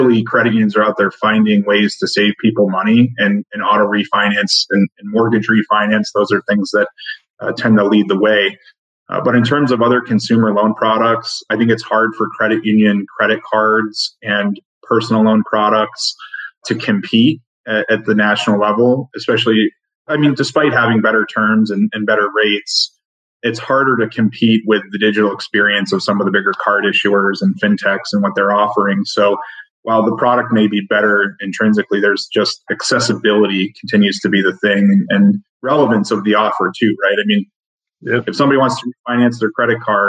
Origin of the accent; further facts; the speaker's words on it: New Hampshire, United States; now in Connecticut, United States; growing up in New Hampshire